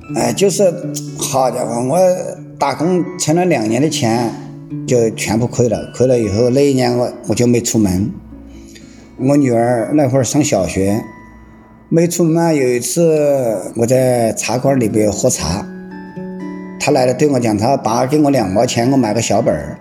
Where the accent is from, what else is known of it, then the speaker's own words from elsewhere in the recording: Zitong, Sichuan, China; moved away as an adult; now in Wuxi, China; 今年五十六，我来自四川梓潼县